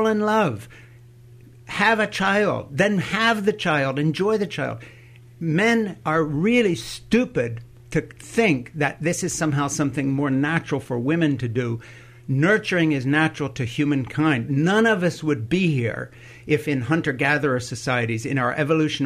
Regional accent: Switzerland; moved away; I grew up in Switzerland

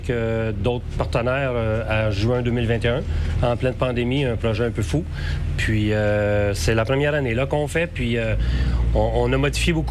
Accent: Saint-Raymond, Quebec, Canada; continuer ce que ce, joyau-là d'activité familiale était chez nous à Saint-Raymond

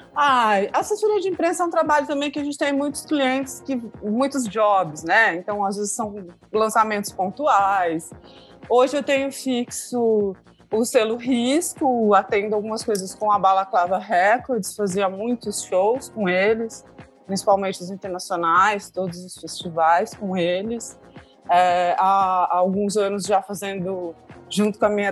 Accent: Santa Bárbara d'Oeste, São Paulo, Brazil; Eu sou de Santa Bárbara do Oeste

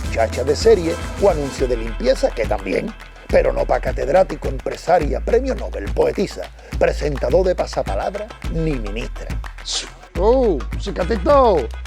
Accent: Andalusia, Spain; accent: Andalusian; Desprecian nuestro acento porque lo consideran de pobre y se ríen no sé muy bien de qué solo con escucharnos. Y es que si decimos la verdad, el acento andaluz no le ha abierto una puerta a nadie en la vida.

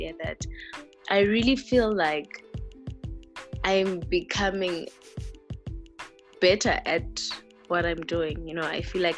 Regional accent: Soweto, Gauteng, South Africa; I was born and raised in Soweto

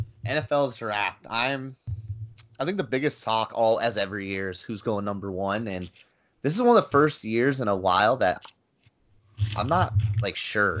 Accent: Arizona, United States; I'm from Arizona

